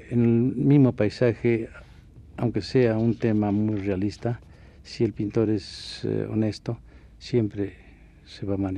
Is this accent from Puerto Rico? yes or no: no; Mexico